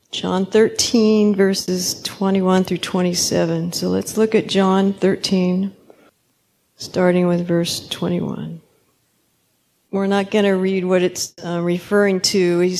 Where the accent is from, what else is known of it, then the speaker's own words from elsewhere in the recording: Kenya; I'm Kenyan, so I'll try to keep it short